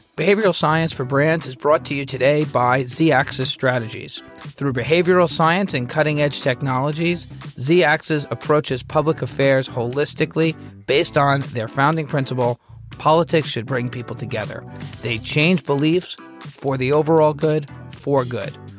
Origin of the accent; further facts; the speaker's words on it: United States; I'm from the United States